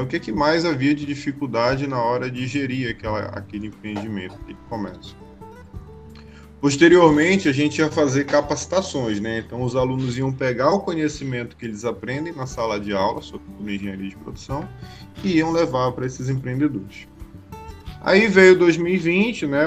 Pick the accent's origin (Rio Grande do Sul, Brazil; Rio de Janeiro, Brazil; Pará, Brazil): Pará, Brazil; Belém; now in Angicos, Brazil; eu sou natural de Belém do Pará